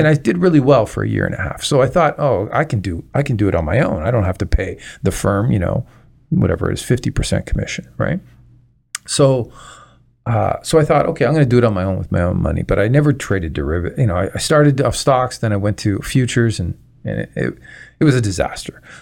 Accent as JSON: {"language": "English", "town": "Toronto", "region": "Ontario", "country": "Canada", "lives_now": "Windsor, Canada", "said": "originally I'm from Toronto"}